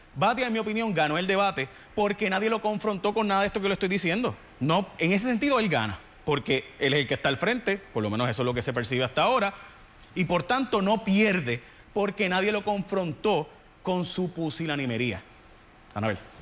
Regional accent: San Lorenzo, Puerto Rico; now in San Juan, Puerto Rico; yo soy de San Lorenzo. Yo vivo en San Juan, pero, pero soy de San Lorenzo

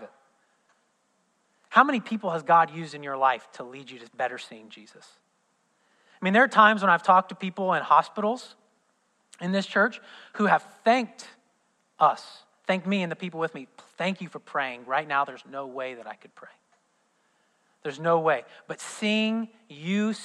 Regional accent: southern Indiana, United States; born or raised there

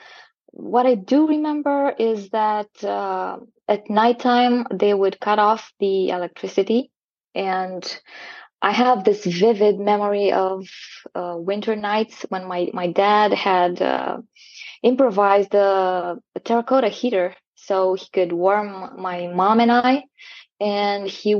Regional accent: southern Romania, Romania; now in Timișoara, Romania; I was born in a small town in the south of Romania. And now I live in a big city in the west of Romania, in Timișoara.

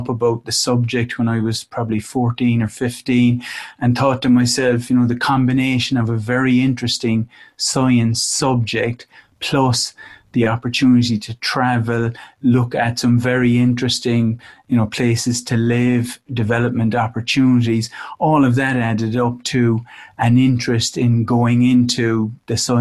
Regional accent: Cork, Munster, Ireland; accent: Irish; moved away; also born or lived in Dublin; I was, in Ireland, quite a long time ago now.

